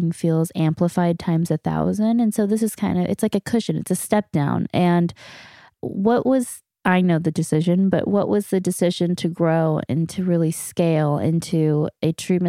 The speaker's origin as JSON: {"language": "English", "country": "Canada", "said": "we're two knuckleheads from Canada"}